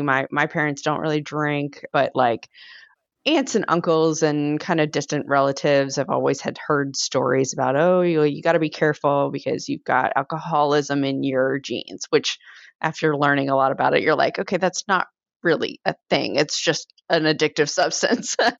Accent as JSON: {"language": "English", "region": "Virginia", "country": "United States", "also_born_or_lived": "Iowa / Oklahoma", "moved": "as an adult", "said": "I'm originally from Virginia. I moved to Iowa"}